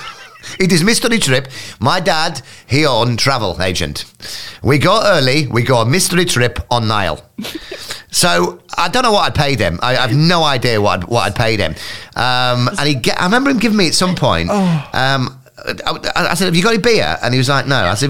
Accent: Scarborough, Yorkshire and the Humber, United Kingdom; moved away; also born or lived in Hull; I was from Scarborough

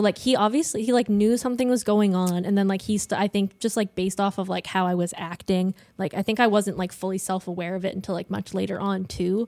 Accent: Ontario, Canada; moved away as an adult; I'm from Ontario. I go to school out here

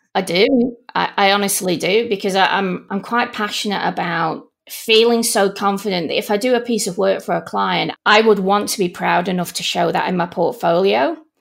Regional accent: Manchester, North West England, United Kingdom; now in Melbourne, Australia; Originally from Manchester

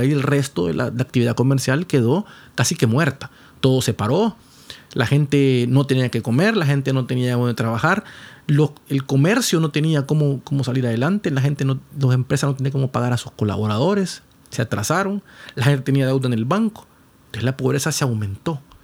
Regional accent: Honduras

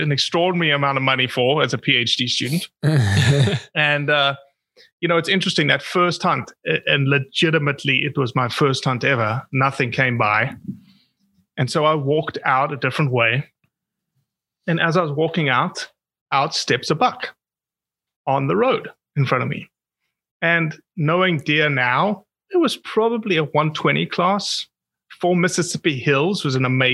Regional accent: South Africa; As a South African

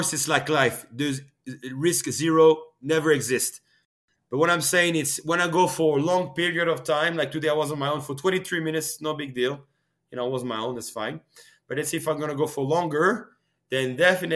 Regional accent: France; also born or lived in Canada; now in Switzerland; when I came to Canada, like in 2004, 2005, I was from France originally

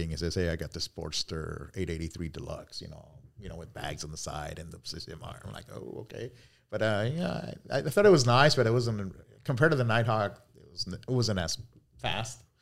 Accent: Cali, Valle del Cauca, Colombia; moved away; Um, I'm originally from Cali, Colombia.

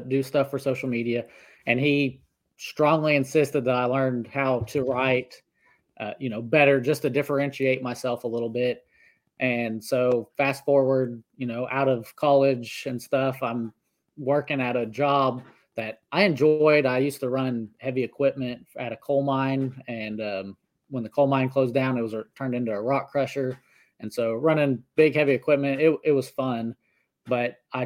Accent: Northeast Oklahoma, United States; I grew up in Northeast Oklahoma. I still live here. I actually live on the same 60 acres that I grew up on

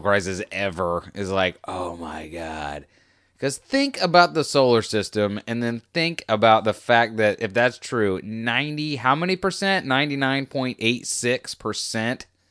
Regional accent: United States; was born in America. Okay, I'm American.

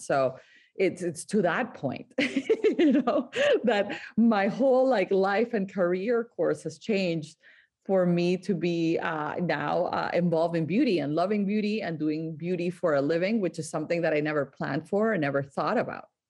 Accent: Barranquilla, Atlántico, Colombia; now in United States; I grew up in Colombia, in the coast of Colombia, in a town called Barranquilla

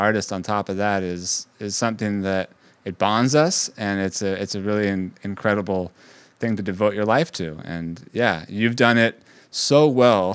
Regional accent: Bay Area, California, United States; moved away as an adult; now in New York, United States; I grew up in the Bay Area

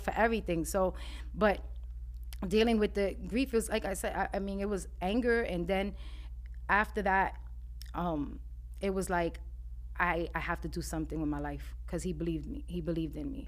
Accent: New York City, New York, United States; growing up in Spanish Harlem

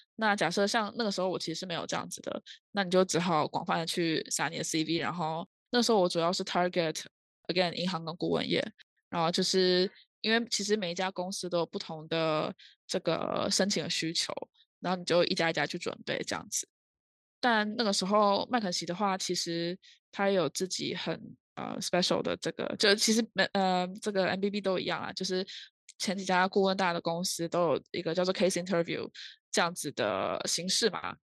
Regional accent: Taiwan; moved away as an adult; also born or lived in Leuven, Belgium; 当然我是台湾人

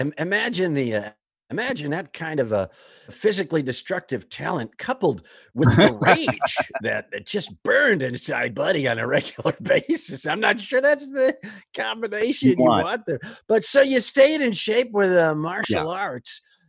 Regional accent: Kenosha, Wisconsin, United States; also born or lived in Cheddar Falls; Yes, I grew up in Kenosha, although I live in Cheddar Falls now, which is idyllic.

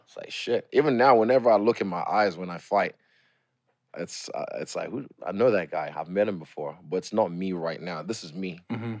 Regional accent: New Zealand; also born or lived in Lagos, Nigeria; I'm from New Zealand

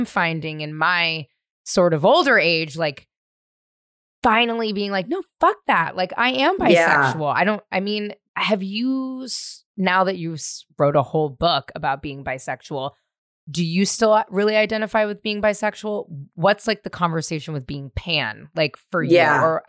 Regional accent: San Francisco, California, United States; also born or lived in Marin; Well, I grew up first in the Marina, and then we moved to Marin, but I went to school in the Marina. But like, I was a ragtag ragamuffin child running all over San Francisco my whole life.

